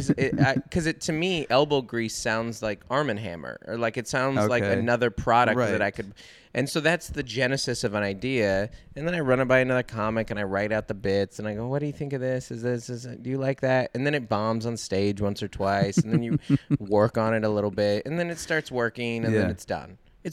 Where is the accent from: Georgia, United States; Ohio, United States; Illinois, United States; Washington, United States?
Washington, United States; Seattle; I grew up in Seattle in the 90s.